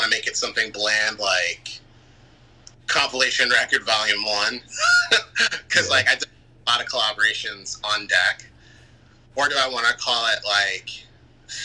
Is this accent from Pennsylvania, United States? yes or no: yes; Philadelphia, Pennsylvania, United States; I'm from Philly.